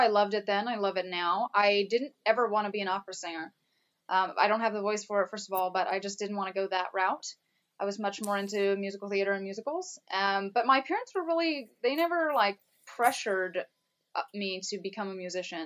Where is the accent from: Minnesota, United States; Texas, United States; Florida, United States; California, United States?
Texas, United States; also born or lived in North Carolina; I was born in North Carolina, but spent all of grade school in Texas